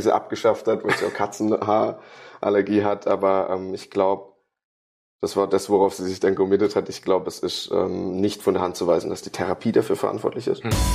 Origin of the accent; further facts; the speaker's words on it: Karlsruhe, Baden-Württemberg, Germany; ich komme aus Karlsruhe